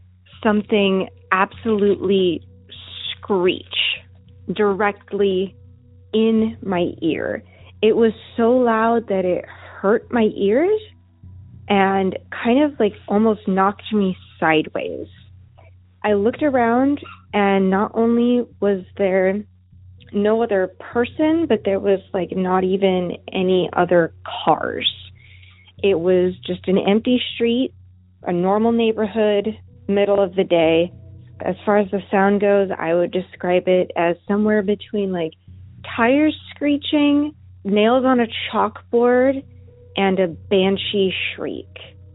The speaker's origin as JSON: {"language": "English", "region": "California", "country": "United States", "said": "Hi, Derek. … I'm from California."}